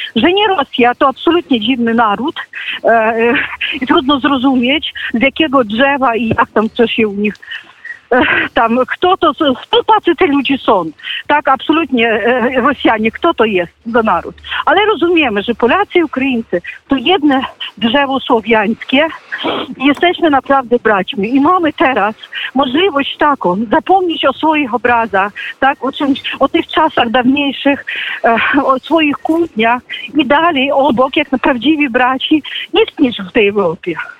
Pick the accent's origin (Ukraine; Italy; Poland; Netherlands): Ukraine; Jestem prawdziwą Ukrainką